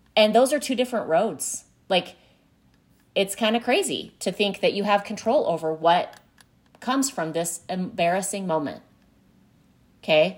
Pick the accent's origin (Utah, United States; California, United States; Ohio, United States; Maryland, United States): Utah, United States; I grew up in Utah